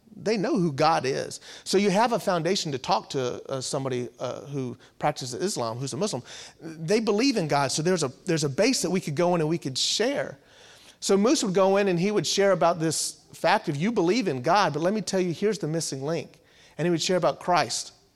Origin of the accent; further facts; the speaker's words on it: Virginia Beach, Virginia, United States; also born or lived in Louisville, Kentucky / Danville, Virginia; born and raised in Virginia, Virginia Beach area